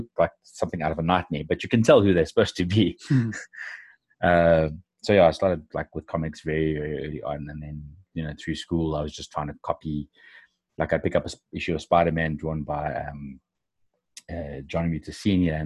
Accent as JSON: {"language": "English", "country": "South Africa", "said": "I'm actually from South Africa"}